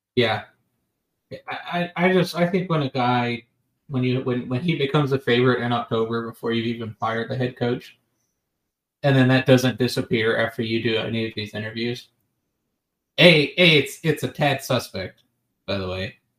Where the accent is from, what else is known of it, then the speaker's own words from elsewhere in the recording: Atlanta, Georgia, United States; moved away as an adult; I grew up in Atlanta. I spent 18 years of my life there